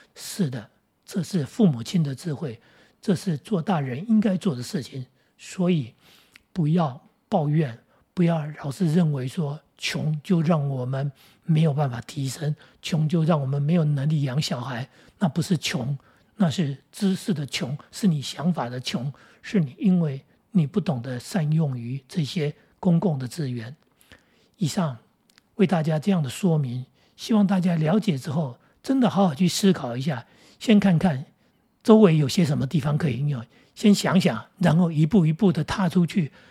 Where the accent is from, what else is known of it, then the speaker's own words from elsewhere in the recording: Taoyuan, Taiwan; 对我们来说，我们桃园人